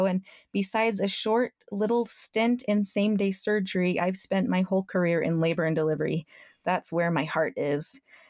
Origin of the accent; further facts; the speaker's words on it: Colorado, United States; now in Utah, United States; We grew up in Colorado, but I live in Utah now with my husband and three children.